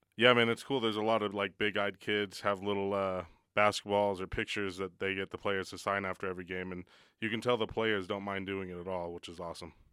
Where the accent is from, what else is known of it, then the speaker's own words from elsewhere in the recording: Las Vegas, Nevada, United States; moved away as an adult; now in Reno, United States; I'm from Las Vegas